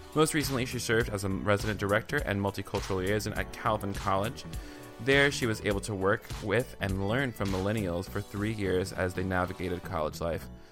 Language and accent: English; the South, United States; I'm from the South